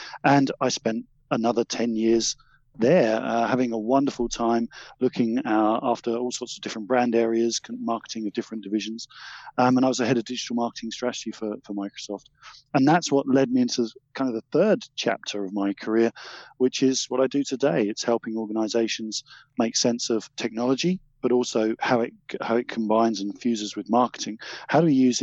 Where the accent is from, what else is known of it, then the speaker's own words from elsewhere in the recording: Essex, East of England, United Kingdom; originally I came from Essex, if you're interested, a much misunderstood county.